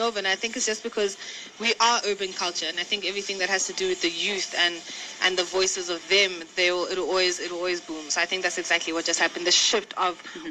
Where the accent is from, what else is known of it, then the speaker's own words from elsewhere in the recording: South Africa; I'm South African as in like I'm born and bred there.